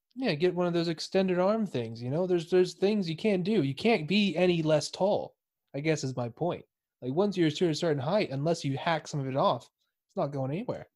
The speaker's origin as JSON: {"language": "English", "region": "Texas", "country": "United States", "moved": "as an adult", "lives_now": "United Kingdom", "said": "I'm from Texas"}